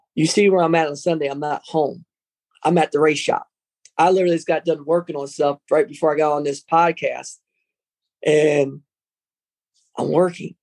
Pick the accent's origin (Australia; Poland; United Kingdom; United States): United States; Trenton, New Jersey; I grew up around Chambersburg was Italian Village